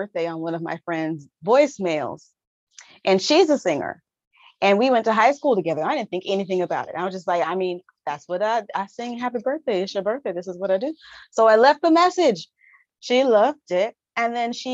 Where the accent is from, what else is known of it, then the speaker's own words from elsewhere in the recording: Southern California, United States; I am from Southern California. So I've only ever lived about 2 hours away from